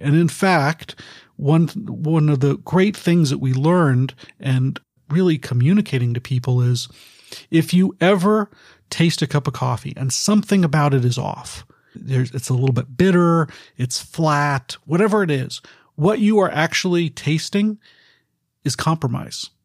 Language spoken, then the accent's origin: English; Bay Area, California, United States; I was born and raised here in the Bay Area